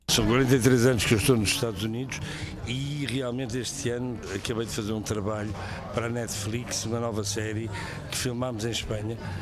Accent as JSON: {"language": "Portuguese", "country": "Portugal", "moved": "yes", "lives_now": "United States", "said": "ao fim de 43 anos sou português, mais do que americano"}